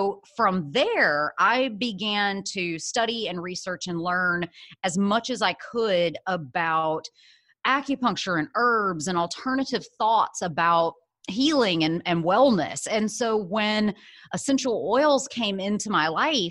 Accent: Birmingham, Alabama, United States; moved away as an adult; also born or lived in San Francisco; I am originally from Birmingham, Alabama, was born in Alabama, raised there my whole life, all the way through college

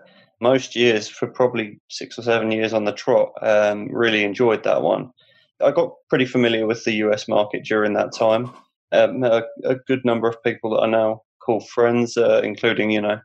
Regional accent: Hertford, East of England, United Kingdom; my hometown

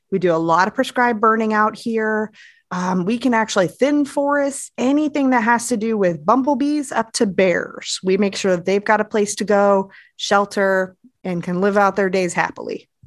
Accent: Florida, United States; now in Virginia, United States; I'm originally from Florida, where everything is just hot, bugs, and flat.

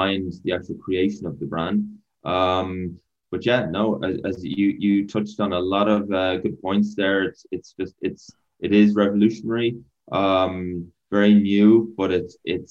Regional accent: Ireland; accent: Irish; moved away as an adult; now in United States; originally Irish, moved over from Ireland a couple of years back

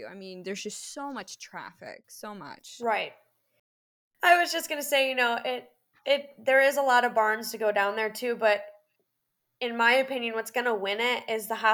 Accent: Florida, United States; I'm like, look, I'm from Florida and this is really cold.

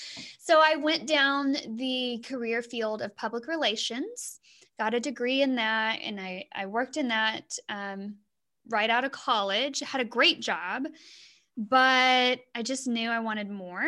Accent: Southwest Oklahoma, United States; moved away as an adult; now in Sonora, United States; I'm actually from Southwest Oklahoma

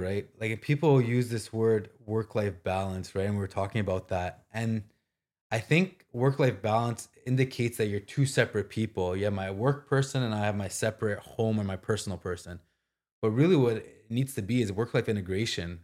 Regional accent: Ottawa, Ontario, Canada; also born or lived in Toronto / Scotland; Ottawa, my hometown, all my friends and family.

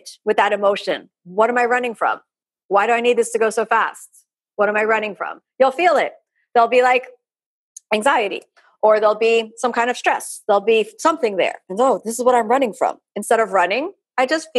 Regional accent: Florida, United States; I'm from Florida, it's really warm here

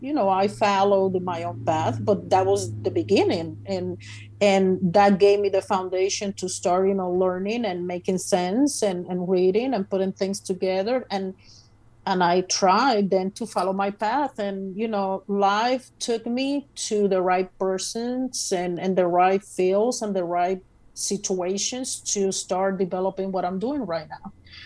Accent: Puerto Rico; Puerto Rico.

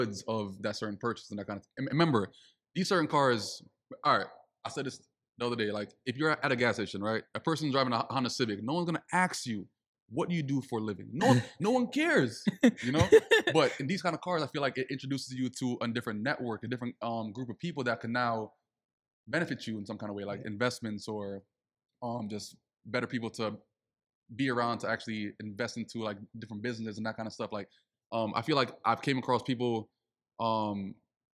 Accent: Saint Elizabeth, Jamaica; also born or lived in Mandeville, Jamaica; now in Miami, United States; I grew up also like in St. Elizabeth

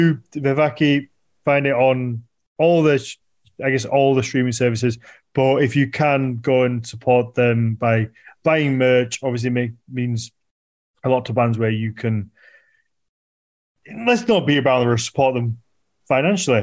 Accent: United Kingdom; ignorant little British kids

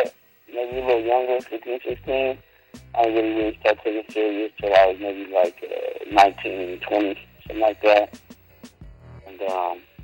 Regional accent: San Diego, California, United States; I'm from the Southern Northwest, you know what I'm saying? 619 City, Young Cali, Mount San Diego, California.

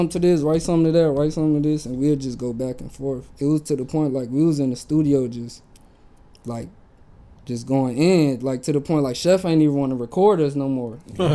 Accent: Virginia, United States; moved away as an adult; now in Orange County, United States; I moved out here from Virginia.

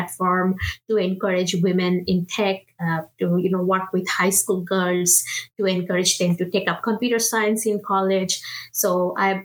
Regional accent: India; English is a second language; moved away as an adult; now in United States; I am originally from India, so I'm a first generation immigrant. I moved from India to US back in 2011 when I actually came to do my master's in computer science

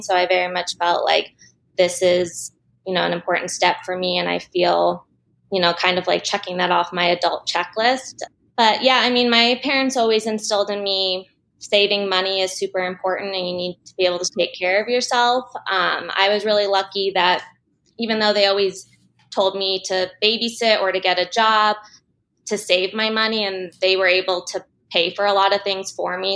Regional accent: Denver, Colorado, United States; I grew up in Denver. I still live here

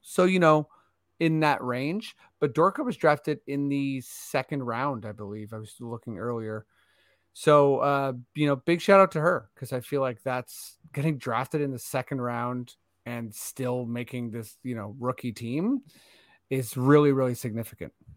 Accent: Toronto, Ontario, Canada; we're from Toronto

